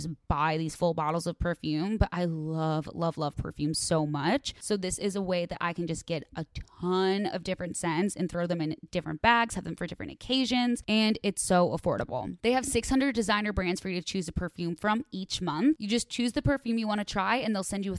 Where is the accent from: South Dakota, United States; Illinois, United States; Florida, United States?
Illinois, United States; Chicago; now in Los Angeles, United States; I'm from Chicago